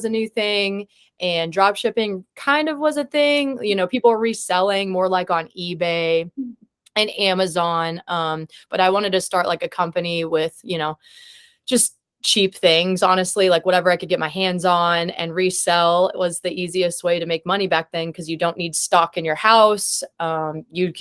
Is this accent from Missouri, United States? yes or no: yes; Columbia, Missouri, United States; moved away as an adult; now in Kansas City, United States; I'm originally from Columbia, Missouri